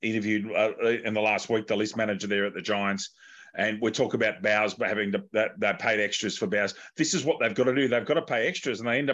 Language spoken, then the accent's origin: English; Wagga Wagga, New South Wales, Australia; I come from Wagga, which is halfway in between Sydney and Melbourne